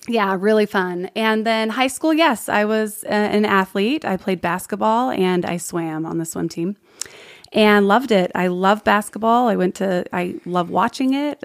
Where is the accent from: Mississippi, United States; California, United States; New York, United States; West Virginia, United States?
California, United States; San Diego; moved away as an adult; also born or lived in Palm Springs, California / Sugar House, Salt Lake City, Utah; now in Utah, United States; born Palm Springs, born in Palm Springs, raised in San Diego, the foothills of San Diego, so Ramona area